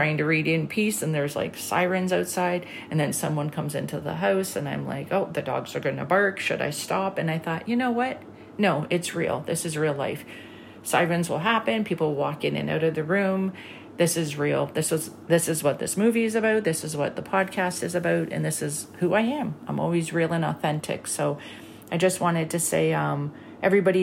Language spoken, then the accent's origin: English; Canada; I'm Canadian.